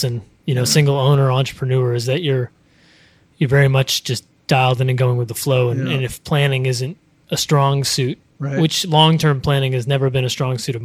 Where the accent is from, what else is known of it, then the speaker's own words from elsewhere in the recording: Kittery, Maine, United States; moved away as an adult; also born or lived in San Francisco; I grew up in Kittery, Maine